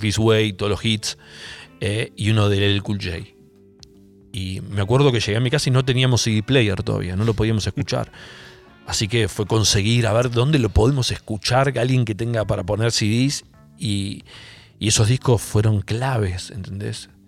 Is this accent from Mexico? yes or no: no; Argentina; acá de la Argentina